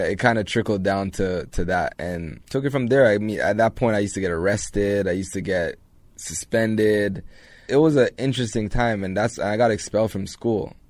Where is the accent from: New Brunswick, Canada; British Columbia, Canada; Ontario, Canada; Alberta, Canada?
Ontario, Canada; Toronto; also born or lived in Jamaica; Grew up in Jane and Finch